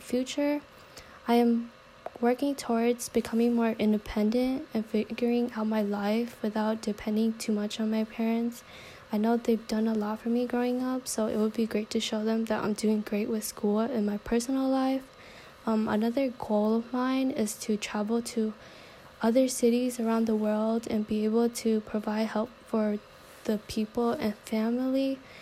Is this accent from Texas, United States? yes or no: no; San Diego, California, United States; also born or lived in Vietnam; I basically grew up in San Diego since I don't recall much memories from Vietnam